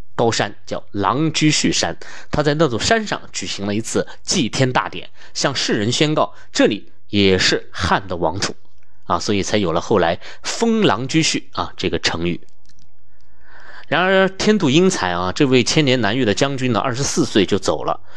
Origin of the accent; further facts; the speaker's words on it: China; 我们中国人